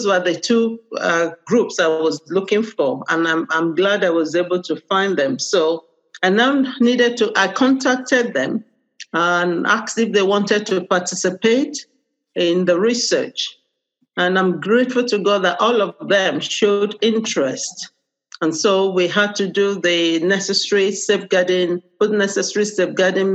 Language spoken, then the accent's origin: English; Nigeria; now in United Kingdom; I'm Nigerian.